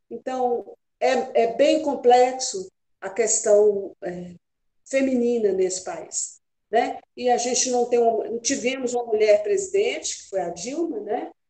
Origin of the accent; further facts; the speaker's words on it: Minas Gerais, Brazil; É, eu sou bem mineira, né? E adoro é Apaixonada é por Minas.